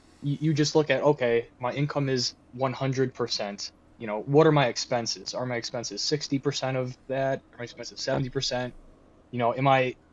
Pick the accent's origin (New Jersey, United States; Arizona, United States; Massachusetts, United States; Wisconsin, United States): Wisconsin, United States; we're from the Wisconsin area, if you couldn't tell.